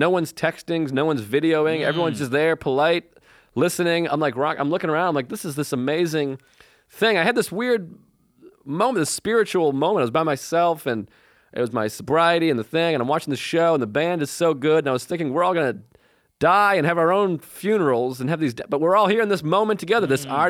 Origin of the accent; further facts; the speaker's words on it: Boston, Massachusetts, United States; and I grew up in Boston.